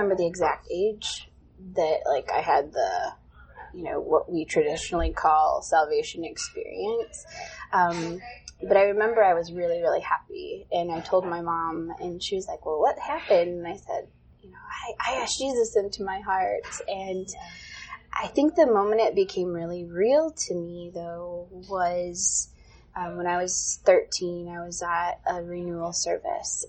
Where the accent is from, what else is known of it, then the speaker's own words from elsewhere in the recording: Burton, Michigan, United States; moved away as an adult; I grew up in the suburbs of Flint. I'm originally from the Flint area, Burton